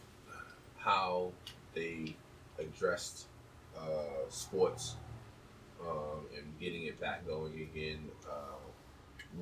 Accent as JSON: {"language": "English", "region": "New England", "country": "United States", "said": "I'm from New England, being here in Boston"}